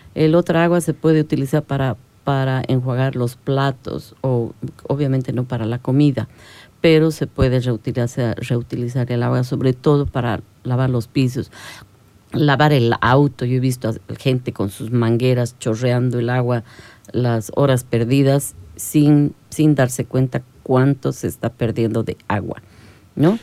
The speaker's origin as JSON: {"language": "Spanish", "region": "La Paz", "country": "Bolivia", "moved": "yes", "lives_now": "Santa Cruz, Bolivia", "said": "Yo soy de La Paz"}